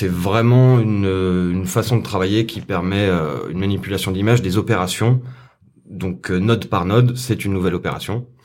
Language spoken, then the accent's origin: French; Saint-Étienne, Auvergne-Rhône-Alpes, France; moved away as an adult; also born or lived in South of France; je viens de Saint-Etienne.